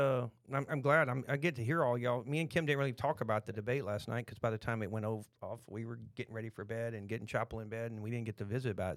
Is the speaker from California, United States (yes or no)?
no; Texas, United States; accent: Texan; we're from Texas